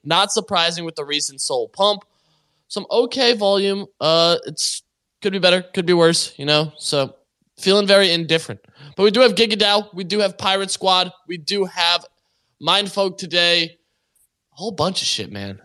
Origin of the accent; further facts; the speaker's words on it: Canada; I, I am also Canadian